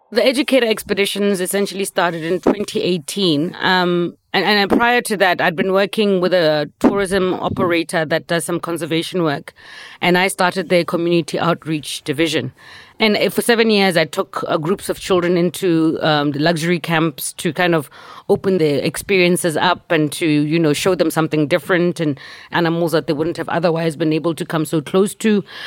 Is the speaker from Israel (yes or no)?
no; Gaborone, South-East District, Botswana; I grew up in Gaborone